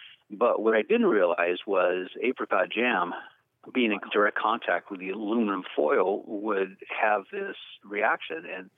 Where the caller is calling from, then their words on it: Sunnyvale, California, United States; I'm calling from Sunnyvale, California.